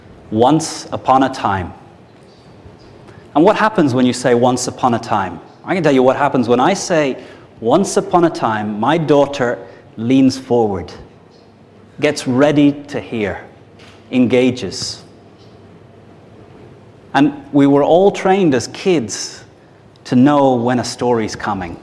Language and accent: English; Ireland; I'm Irish, 38 years old.